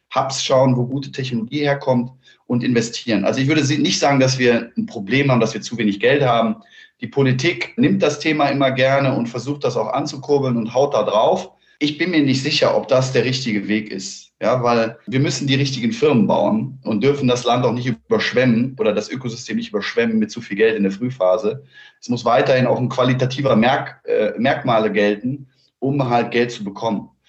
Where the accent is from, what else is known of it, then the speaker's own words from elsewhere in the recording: Cologne, North Rhine-Westphalia, Germany; ich bin aus Köln